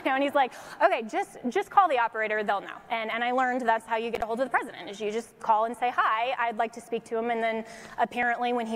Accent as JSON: {"language": "English", "region": "Colorado", "country": "United States", "tie": "born or raised there", "moved": "as an adult", "lives_now": "Washington, D.C., United States", "said": "the little girl from Colorado"}